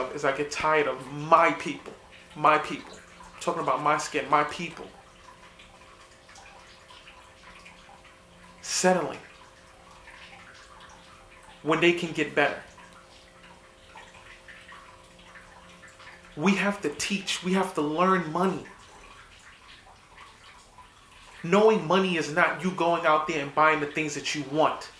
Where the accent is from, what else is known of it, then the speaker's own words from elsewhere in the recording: New York City, New York, United States; I didn't grow up in a prominent neighborhood. I grew up in the South Bronx.